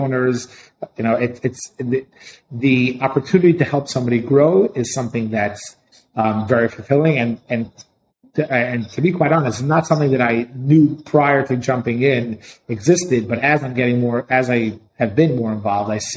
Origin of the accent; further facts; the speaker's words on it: New York City, New York, United States; I grew up in Brooklyn.